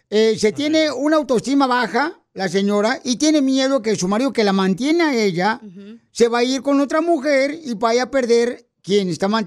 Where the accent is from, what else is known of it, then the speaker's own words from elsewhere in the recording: Guanajuato, Mexico; porque acá venimos de Guanajuato, papuchón.